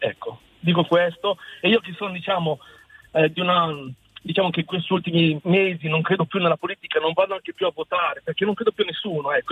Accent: Italy; Io ci tengo il mio paese, io ci tengo il mio paese Italia.

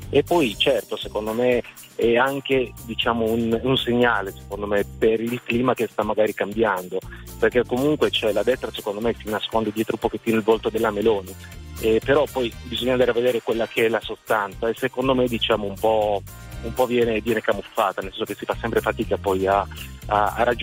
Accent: Sardinia, Italy; now in Lodi, Italy; Lodi, però sono sardo e niente, sono venuto qua per motivi di studio, poi mi sono fermato per lavoro, niente, però ho un legame forte con la mia, con la mia isola e ci torno sempre.

